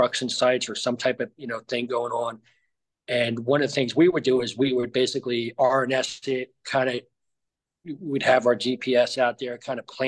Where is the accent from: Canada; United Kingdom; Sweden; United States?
United States; New Jersey; moved away as an adult; I grew up in New Jersey.